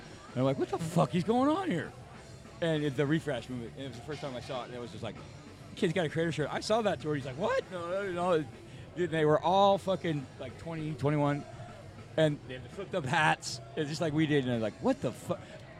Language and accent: English; Bay Area, California, United States; when I grew up in the Bay Area.